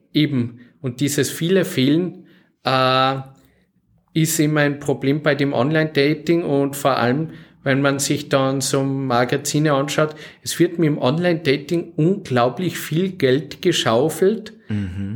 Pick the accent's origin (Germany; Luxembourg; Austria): Austria; Salzburg; now in Oberalm, Austria; ich bin aus Salzburg Stadt her